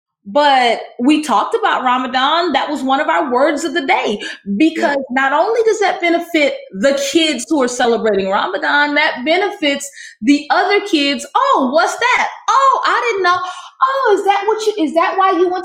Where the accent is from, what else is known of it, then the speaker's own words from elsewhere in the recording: the South, United States; I was raised in the South in a Baptist church